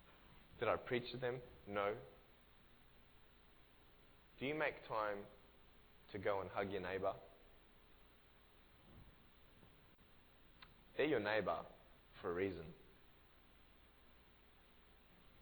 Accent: Australia; I'm from Australia.

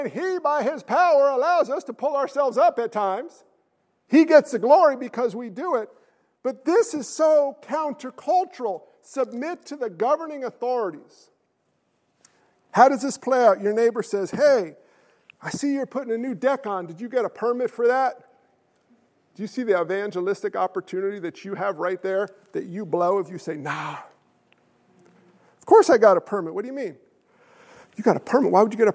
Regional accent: United States; I'm American. I come from a long line of military men

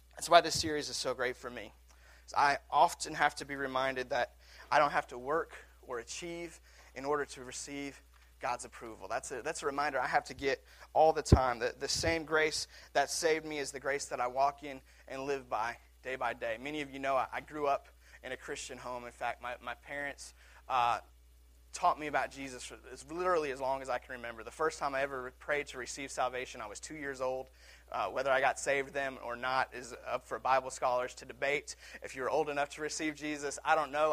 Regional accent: Seattle, Washington, United States; my hometown Seattle Seahawks

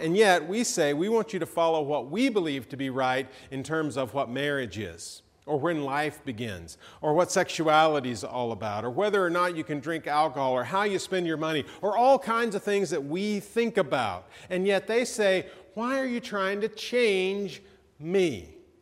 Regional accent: Georgia, United States; I'm from Georgia

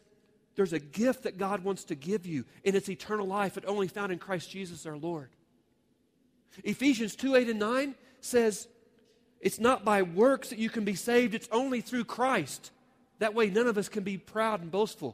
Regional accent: Oklahoma, United States; my home state

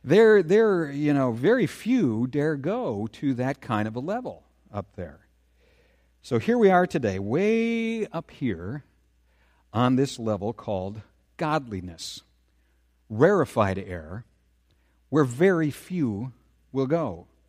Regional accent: Saint Paul, Minnesota, United States; I first met this thing that I'm calling rarefied air when I was a kid growing up in the Battle Creek area of St. Paul.

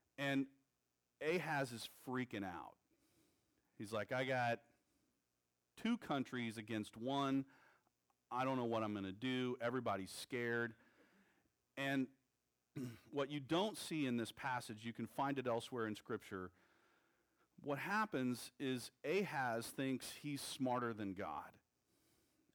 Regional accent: Texas, United States; I'm a Texan

